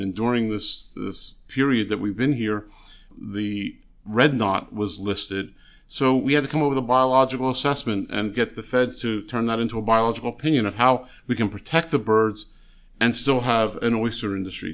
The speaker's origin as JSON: {"language": "English", "town": "Philadelphia", "region": "Pennsylvania", "country": "United States", "tie": "born or raised there", "moved": "yes", "lives_now": "New Jersey, United States", "said": "I grew up in the Philadelphia area"}